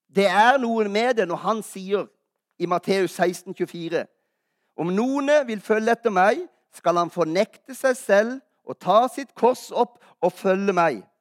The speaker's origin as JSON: {"language": "Norwegian", "town": "Kristiansand", "region": "Agder", "country": "Norway", "moved": "yes", "said": "Jeg er jo fra Kristiansand."}